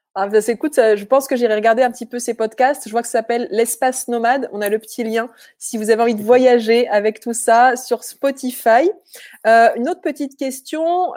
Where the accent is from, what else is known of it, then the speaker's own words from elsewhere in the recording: France; chez nous en France